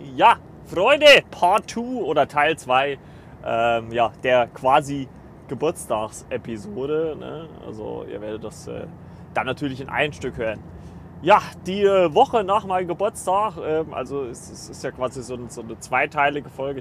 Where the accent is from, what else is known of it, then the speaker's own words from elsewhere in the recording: Kleinschmalkalden, Thuringia, Germany; moved away as an adult; aus Kleinschmalkalden weggezogen, da wo ich äh, lebe oder gelebt habe